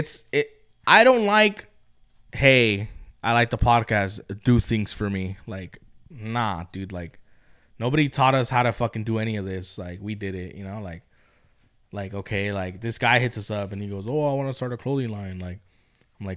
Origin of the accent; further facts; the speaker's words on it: Baldwin Park, California, United States; I grew up in Baldwin Park